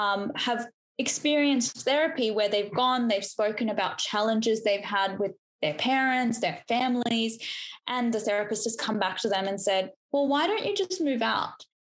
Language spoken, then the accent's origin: English; Australia; accent: Australian; you know, our accent is Australian, we sound like we're from Australia, which we are